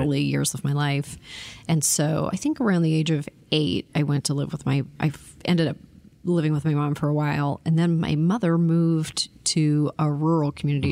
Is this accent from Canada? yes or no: yes; Toronto, Ontario, Canada; I was born in Toronto